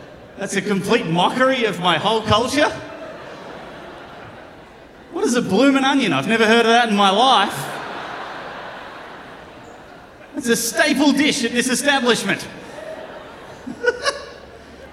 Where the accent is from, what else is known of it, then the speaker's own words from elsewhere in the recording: Australia; moved away; I am from Australia